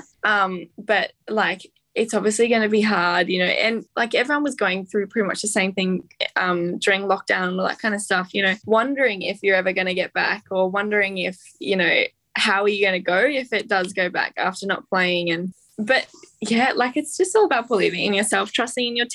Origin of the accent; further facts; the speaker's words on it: Australia; being Australian